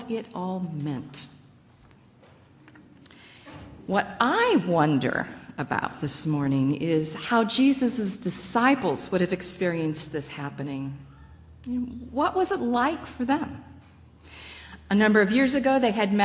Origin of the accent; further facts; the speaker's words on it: Midwest, United States; moved away as an adult; now in Ephrata, United States; growing up in the Midwest